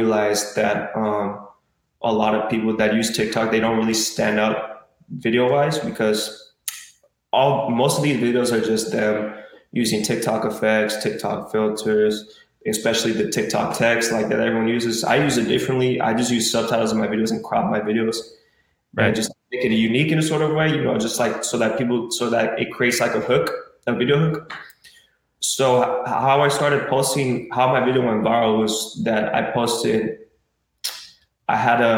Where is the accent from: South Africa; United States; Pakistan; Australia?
United States; Arcadia, California; I was born in the race in Arcadia. My whole life I was growing up there